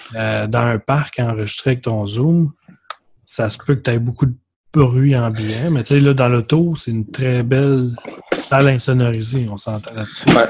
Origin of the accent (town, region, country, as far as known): Quebec, Canada; accent: Québécois